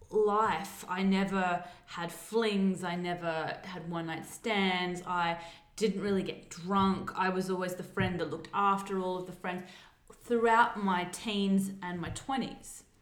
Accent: South Australia, Australia; I grew up, we went to Maslin Beach because I'm from South Australia

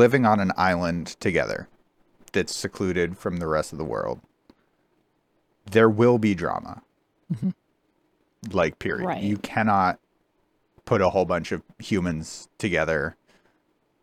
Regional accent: United States; as an American

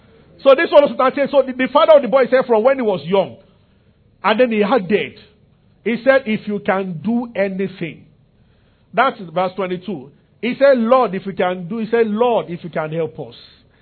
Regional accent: Nigeria; I'm from Yoruba tribe also, so.

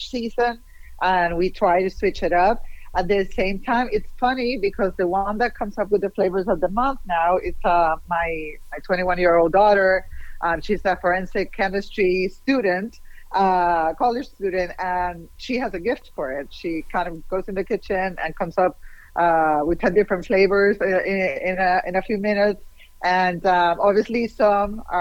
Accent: Puerto Rico; now in Miami, United States; I'm originally from Puerto Rico

